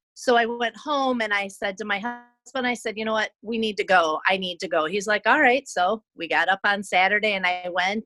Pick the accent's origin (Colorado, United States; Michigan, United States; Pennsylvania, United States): Michigan, United States; Romulus; also born or lived in Southgate, Michigan / Riverview, Michigan; I grew up in Romulus, right off the end of a runway